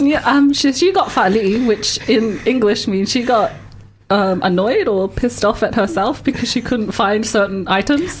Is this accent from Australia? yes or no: yes; Australia; moved away as an adult; now in Dunedin, New Zealand; I actually grew up in Australia. I've only really been in New Zealand for like the last three years